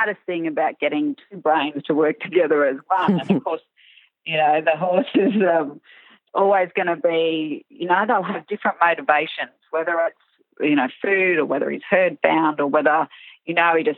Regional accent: Larrimah, Northern Territory, Australia; also born or lived in Darwin; I grew up in Larrimah, which is central sort of Northern Territory

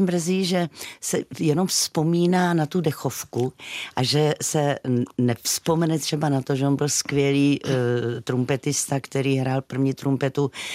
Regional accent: South Moravia, Czechia; my Moraváci jsme

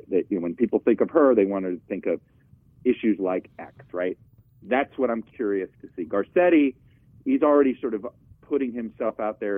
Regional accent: Florida, United States; moved away; when I grew up in Florida

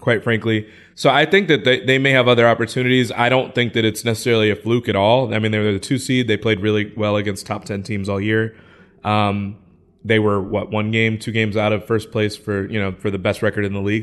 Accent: Midwest, United States; I'm from the Midwest

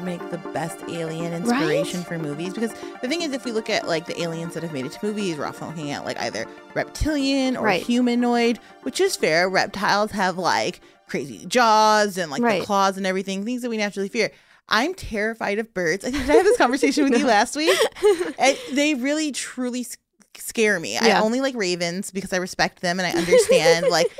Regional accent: Chicago, Illinois, United States; I'm from Chicago.

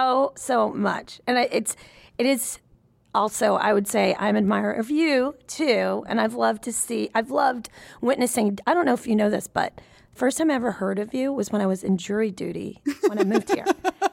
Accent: Nashville, Tennessee, United States; I grew up in Nashville, Tennessee.

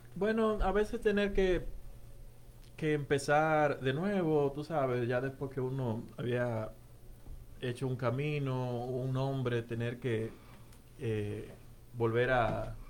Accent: Navarrete, Santiago, Dominican Republic; now in Philadelphia, United States; yo soy de Navarrete.

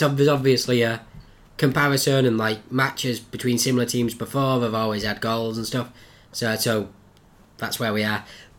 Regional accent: North West England, United Kingdom; born or raised there

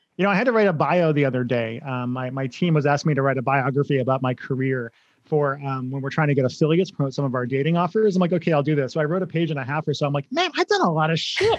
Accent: Grafton, Massachusetts, United States; moved away as an adult; also born or lived in Los Angeles; I grew up in Grafton, Massachusetts.

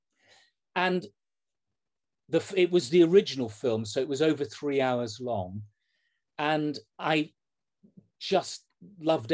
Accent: Leeds, Yorkshire and the Humber, United Kingdom; I'm from Leeds

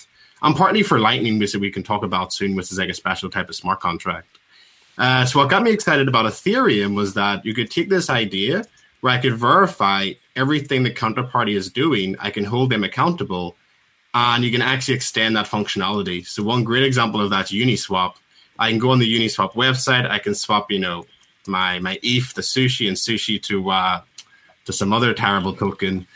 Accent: Belfast, Northern Ireland, United Kingdom; I'm from Belfast. Yeah, wonderful little Belfast

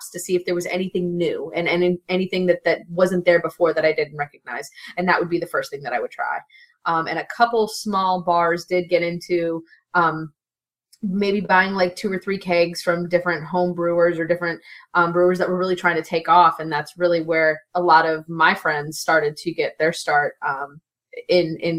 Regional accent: Chicago, Illinois, United States; now in Florida, United States; I did grow up, even though I'm from Chicago, my family is from the South originally

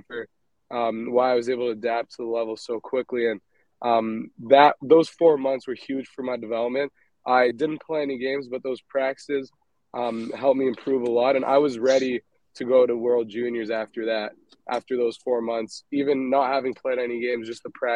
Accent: Montreal, Quebec, Canada; growing up in Montreal, growing up in Canada

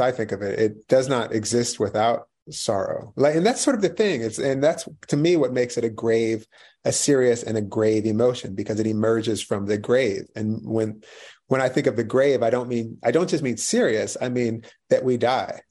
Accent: right outside of Philadelphia, Pennsylvania, United States; moved away; I read in Philly and I grew up right outside of Philly

